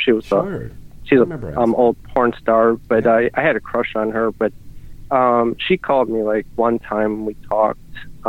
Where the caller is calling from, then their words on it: Ohio, United States; I'm from Ohio.